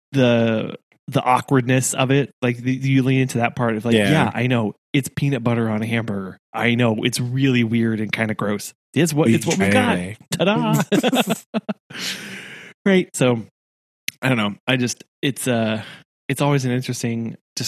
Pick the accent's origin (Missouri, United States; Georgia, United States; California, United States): Missouri, United States; Rogersville; growing up in Rogersville